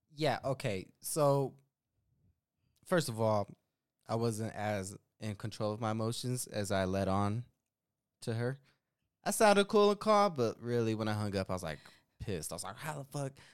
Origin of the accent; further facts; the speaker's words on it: Denver, Colorado, United States; accent: Denver Chicano; my accent's purely Denver, Chicano